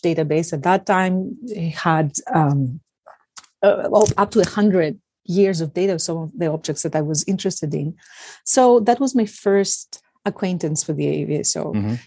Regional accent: Athens, Attica, Greece; moved away as an adult; now in United States; I was born and raised in Athens, Greece

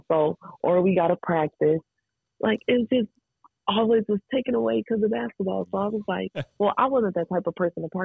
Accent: Dayton, Ohio, United States; I come from Dayton. Like, Dayton is not a really big town

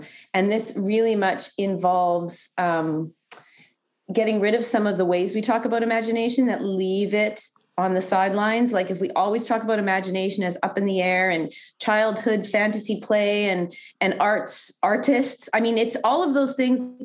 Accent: Canada; being a Canadian

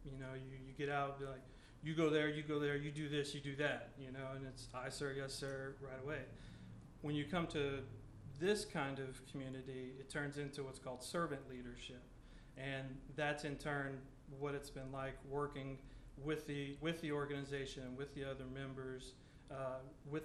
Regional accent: Maurice, Louisiana, United States; I'm from Maurice, Louisiana right here. So I've grown up with USL then to UL.

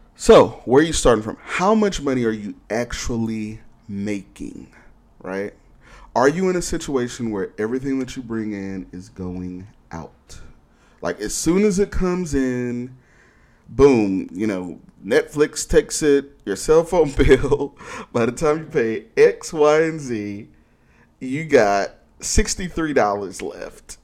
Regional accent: Houston, Texas, United States; also born or lived in Austin / Dallas / Seattle; now in Detroit, United States; I'm from Houston and I've also lived in, in Austin, Dallas, and Seattle

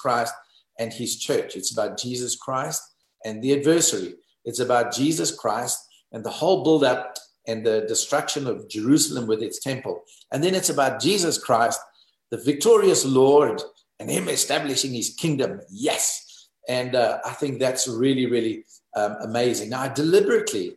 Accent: South Africa; I'm South African

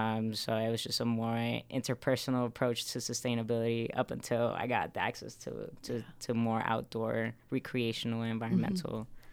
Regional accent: Mexico; now in Utah, United States; I immigrated to Utah from Mexico, and I kind of had a similar experience, you know, coming here.

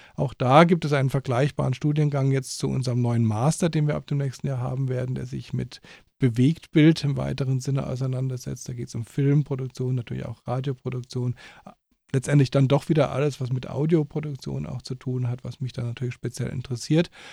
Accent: Germany; moved away as an adult; now in Austria; ich nicht Österreicher bin und aus Deutschland komme

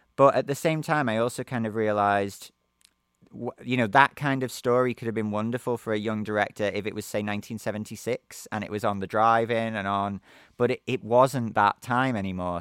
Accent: Liverpool, North West England, United Kingdom; moved away as an adult; also born or lived in Naples, Italy; my hometown of Liverpool in England

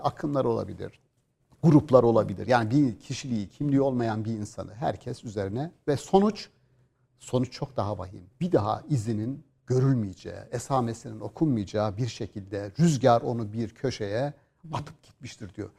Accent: Gümüşhane Province, Turkey; biz bir orman orman içerisinde bir 2000 rakımlı bir Doğu Karadeniz bir köydeyiz aslında. Müthiş bir köyümüz var

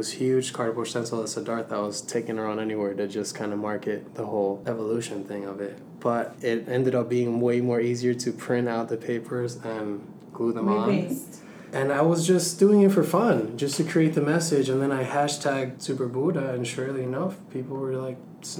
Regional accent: Venezuela; moved away; my home country, Venezuela

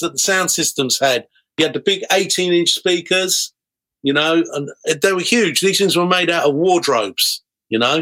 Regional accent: Harrow, London, United Kingdom; when I was growing up in Harrow

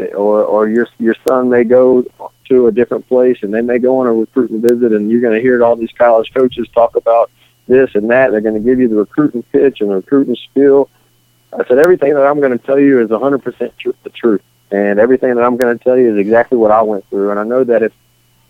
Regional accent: Picayune, Mississippi, United States; I grew up in Picayune right down the road

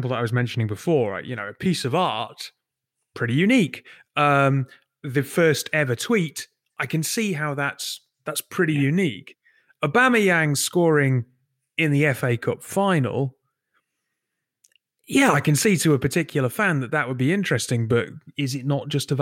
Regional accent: Newcastle upon Tyne, North East England, United Kingdom; I was born in Newcastle, because my primary school, Moorside, is in a part of the city which is on called Arthur's Hill

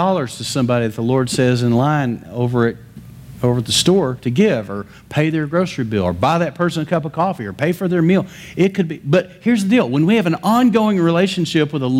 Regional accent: West Texas, United States; I grew up in West Texas in the middle of cotton fields

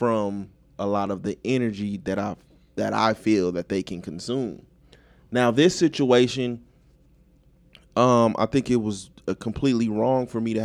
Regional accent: United States; I grew up in Vegas Heights

